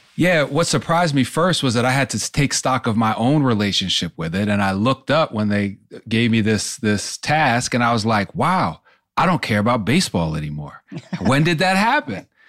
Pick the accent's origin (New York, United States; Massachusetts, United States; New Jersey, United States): New York, United States; Poughkeepsie; I grew up in Poughkeepsie, New York, about an hour and a half